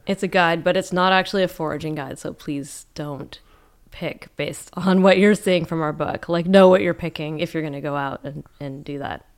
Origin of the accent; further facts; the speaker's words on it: Calgary, Alberta, Canada; now in Vancouver, Canada; I grew up in Calgary